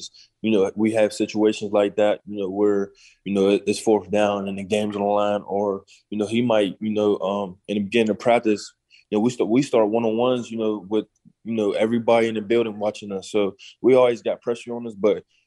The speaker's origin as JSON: {"language": "English", "region": "Pennsylvania", "country": "United States", "said": "being in the home state of Pennsylvania. You know, playing for my home state"}